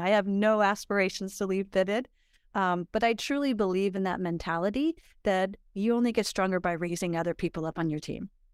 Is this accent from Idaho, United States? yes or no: yes; Idaho, United States; also born or lived in Pomona, California / Florida; I was raised in Idaho, and I came back to Idaho after